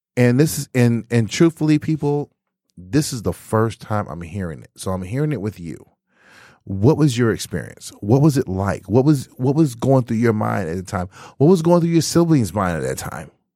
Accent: Texas, United States; moved away as an adult; also born or lived in Michigan; I was originally from Texas

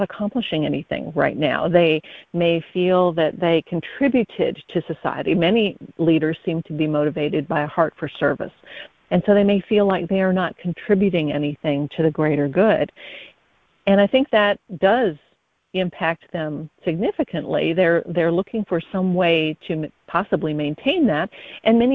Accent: Midwest, United States; now in Harrisburg, North Carolina, United States; I was born in the Midwest, so I'm a transplant

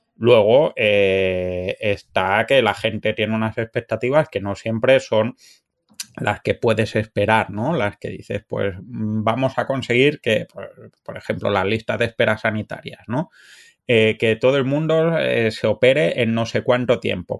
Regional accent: Cádiar, Andalusia, Spain; moved away as an adult; also born or lived in France; now in Canada; mi, familia es de un pueblo de la Alpujarra Granadina que se llama Cadiar

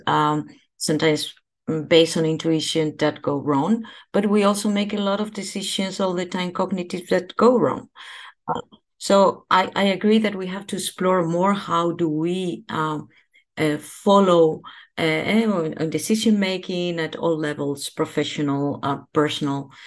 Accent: Spain; now in Netherlands; I am from Spain.

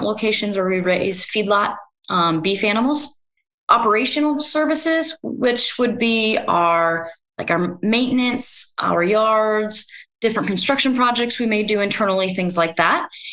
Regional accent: Northwest Iowa, United States; also born or lived in Brookings, South Dakota / Minnesota; grew up on a multi-generation family farm in Northwest Iowa

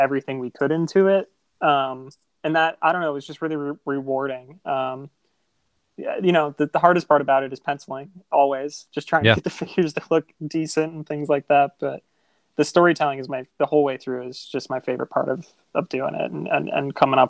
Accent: Buffalo, New York, United States; the thing that kids used to do where I grew up, because everybody in Buffalo loves hockey

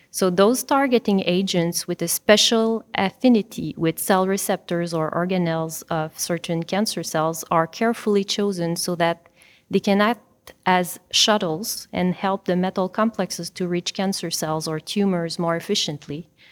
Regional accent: Granby, Quebec, Canada; I come from Granby, which is a city located in between Montreal and Sherbrooke in Quebec.

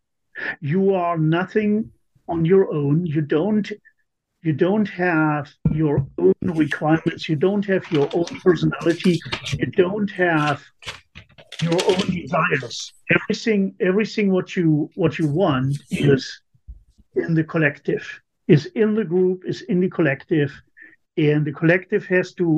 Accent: East Germany, Germany; also born or lived in Hanover, Germany; now in United States; I grew up in East Germany

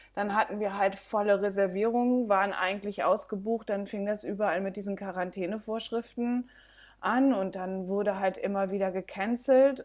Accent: Belgium; also born or lived in Germany; now in Mojácar, Spain; Ich bin in Deutschland geboren, in Belgien aufgewachsen, bin dann ein bisschen durch Europa gereist

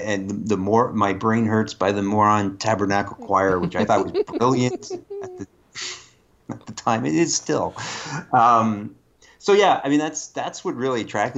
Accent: Canada; the first thing you learn as a Canadian actor is lose it.

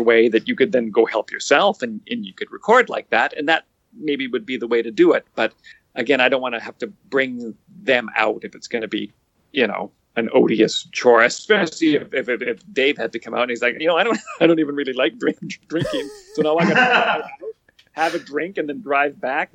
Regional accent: White Rock, British Columbia, Canada; I grew up in White Rock

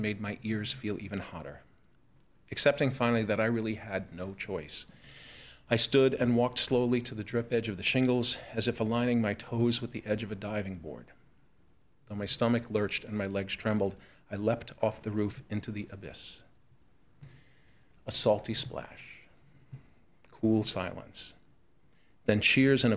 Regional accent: New York City, New York, United States; I grew up in New York City's borough of Queens, surrounded by water, in an island town called Broad Channel.

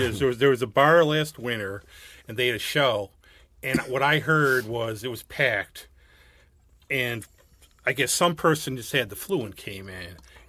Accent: Gates, New York, United States; Actually, see, I grew up right by, because I grew up on Laser Street in the city by OLPH, but then by the time, like, 1975, I get to be born, but somehow I was there. We moved to Gates, and I was right by the canal.

